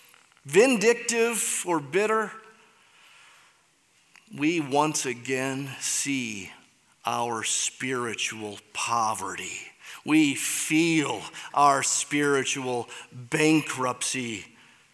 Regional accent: Michigan, United States; I'm from Michigan, so get it. That's how you say it there.

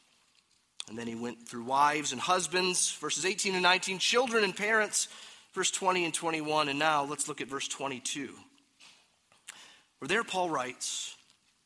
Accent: United States

